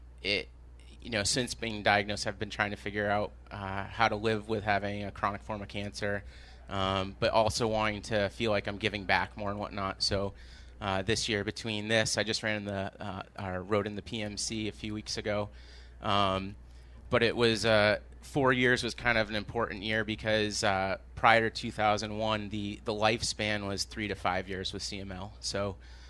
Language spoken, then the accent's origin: English; Maine, United States; now in Jamaica Plain, Boston, United States; I grew up in Maine